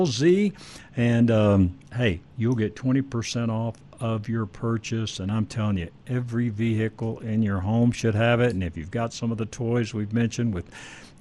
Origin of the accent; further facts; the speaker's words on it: Dallas-Fort Worth area, Texas, United States; moved away; I grew up in the Dallas-Fort Worth area